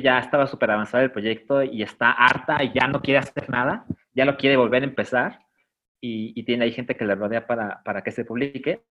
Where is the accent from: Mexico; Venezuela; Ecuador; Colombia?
Mexico; yo como mexicano